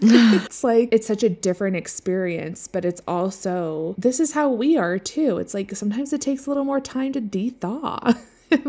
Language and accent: English; Seattle, Washington, United States; now in Colorado, United States; growing up in Seattle, it was like it would finally stop raining around this time, and then it was like finally sunny and the sky was blue and everything was green. And so that's what I love as well. It's a little different living in the mountains of Colorado.